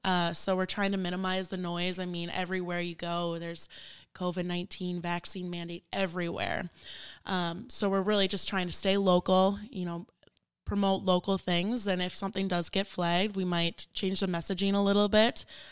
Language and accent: English; Minneapolis, Minnesota, United States; I'm from Minneapolis, Minnesota. It is very cold.